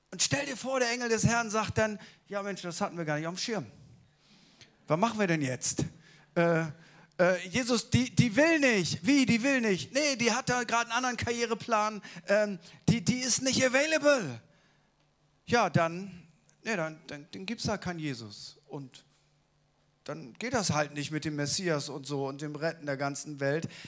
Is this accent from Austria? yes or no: no; Munich, Bavaria, Germany; ich bin nicht aus Hamburg, ich bin aus München.